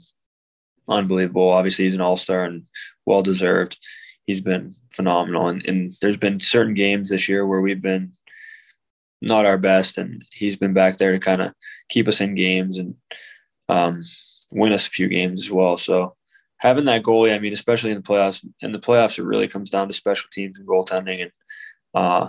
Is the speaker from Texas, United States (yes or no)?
no; Pittsburgh, Pennsylvania, United States; now in Raleigh, United States; I am from Pittsburgh